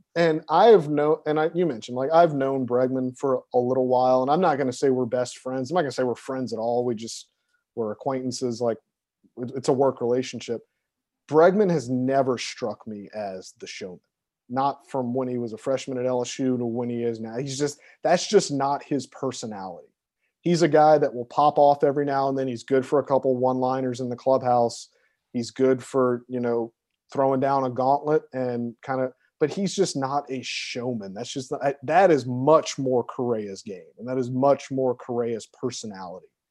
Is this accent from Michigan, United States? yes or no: no; Baton Rouge, Louisiana, United States; I'm from Baton Rouge, Louisiana. I am a Southerner